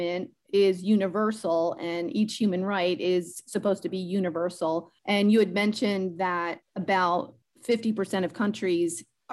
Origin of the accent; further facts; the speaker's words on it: United States; as an American citizen